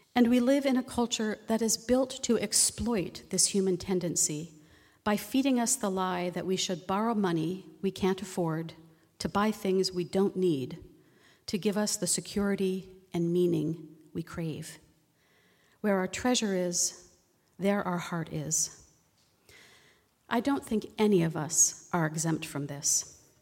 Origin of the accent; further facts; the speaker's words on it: East Coast, United States; also born or lived in Virginia; now in Oregon, United States; I grew up on the East Coast